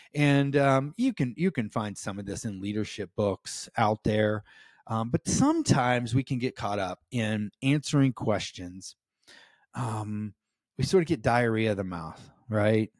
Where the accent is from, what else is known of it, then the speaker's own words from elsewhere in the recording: United States; as an American